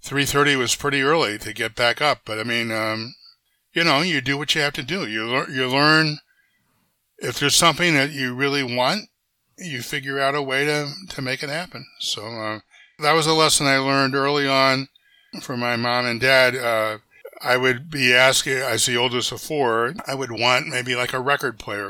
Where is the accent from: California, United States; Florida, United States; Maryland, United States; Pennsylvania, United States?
Maryland, United States; Silver Spring; also born or lived in Baltimore, Maryland / Washington, D.C.; now in Goleta, United States; I was born in Baltimore, lived a little bit of time in Southeast Washington and Anacostia, and then we moved out to Silver Spring, Maryland, a suburb, Montgomery County, where I went to elementary school